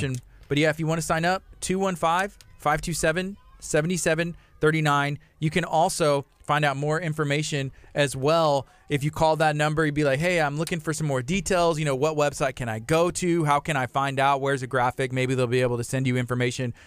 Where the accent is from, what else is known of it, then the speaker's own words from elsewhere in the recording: Lake Jackson, Texas, United States; I grew up, well, I was born in Lake Jackson